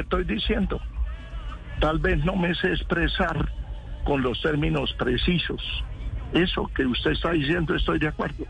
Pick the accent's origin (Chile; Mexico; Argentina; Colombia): Colombia; Yo soy es colombiano